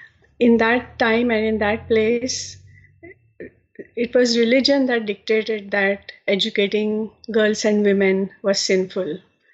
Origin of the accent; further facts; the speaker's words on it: India; moved away as an adult; now in United States; I'm originally from India, and I moved to the United States in the early 1980s. So I have lived almost all of my adult life here in the US.